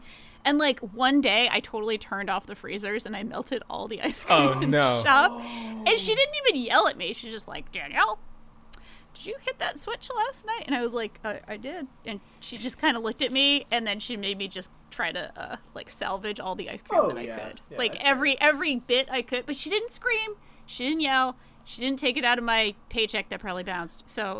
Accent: Rhode Island, United States; I grew up in Rhode Island

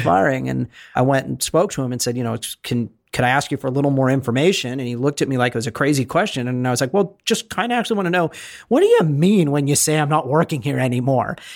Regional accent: Bay Area, California, United States; moved away as an adult; I was from the Bay Area

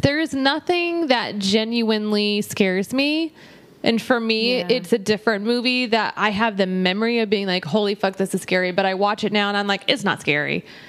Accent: Texas, United States; we're from Texas

